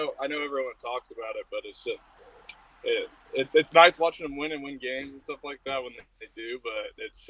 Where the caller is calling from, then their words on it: Napa, California, United States; Napa. I'm actually working today, man.